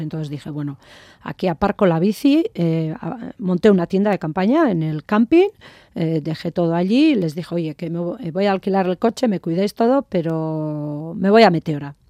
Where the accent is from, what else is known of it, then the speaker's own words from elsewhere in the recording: Azpeitia, Basque Country, Spain; also born or lived in Jaca; yo soy de, de Euskadi